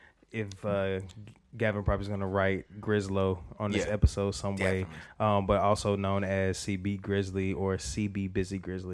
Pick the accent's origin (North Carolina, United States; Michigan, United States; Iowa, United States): North Carolina, United States; Charlotte; born and raised Charlotte, North Carolina. I haven't always been here.